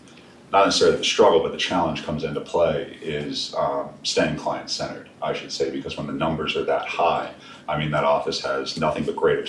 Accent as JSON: {"language": "English", "town": "Glen Burnie", "region": "Maryland", "country": "United States", "tie": "born or raised there", "said": "I'm a local guy. You know, I'm from around the area. I'm from Glen Burnie. I still live in the Glen Burnie area."}